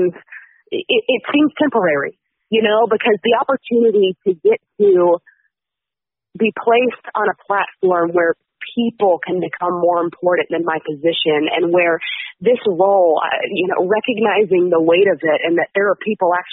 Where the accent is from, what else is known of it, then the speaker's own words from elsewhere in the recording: Tallahassee, Florida, United States; I grew up in Tallahassee